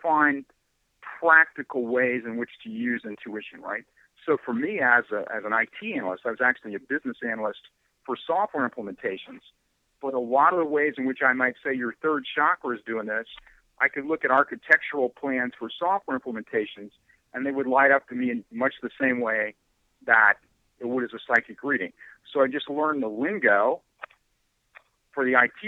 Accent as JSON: {"language": "English", "region": "Ohio", "country": "United States", "tie": "born or raised there", "also_born_or_lived": "San Francisco", "moved": "as an adult", "said": "I was born in Ohio in the mid-1950s, and, you know, I went to high school, and everything was pretty, you know, typical"}